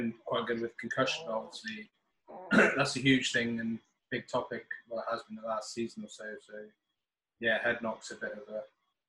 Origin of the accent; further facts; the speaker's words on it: United States; born there; also born or lived in England; although obviously people keep me stick being English, but actually I was born in America, so I don't even know what I am, to be honest.